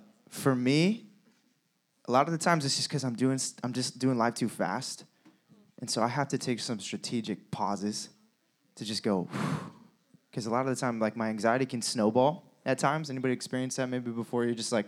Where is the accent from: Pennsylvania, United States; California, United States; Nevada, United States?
California, United States; we are from California, been here for about a year